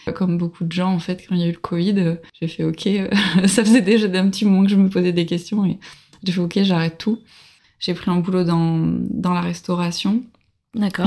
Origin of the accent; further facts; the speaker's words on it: Bordeaux, Nouvelle-Aquitaine, France; moved away as an adult; also born or lived in Paris / Saskatchewan / Quebec / Sydney; now in Australia; je viens de Bordeaux à la base